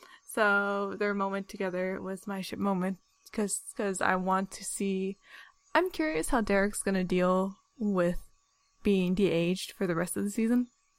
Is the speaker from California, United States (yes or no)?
yes; California, United States; we're from California. We're not from, like, the Bible Belt.